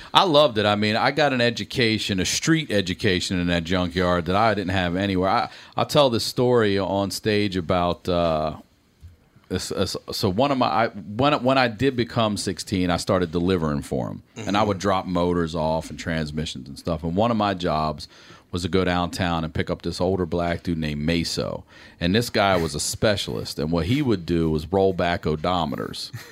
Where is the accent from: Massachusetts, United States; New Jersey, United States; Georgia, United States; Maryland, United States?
Maryland, United States; Baltimore; accent: Baltimore; moved away as an adult; now in Los Angeles, United States; Baltimore's got its own accent too. The way a hardcore Baltimore, like it blew me away when I moved to California and everybody kept saying I sounded Southern